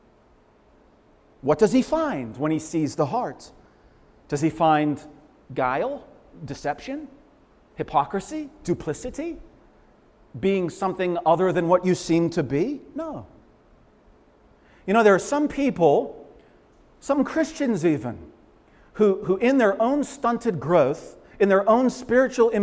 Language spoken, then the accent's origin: English; Leominster, Massachusetts, United States; I grew up in Leominster